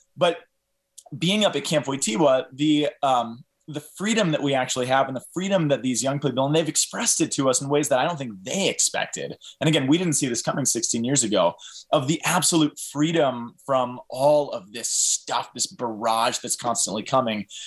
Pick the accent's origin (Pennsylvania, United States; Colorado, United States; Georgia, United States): Colorado, United States; Boulder; growing up in Boulder, I, I, um, raised a Catholic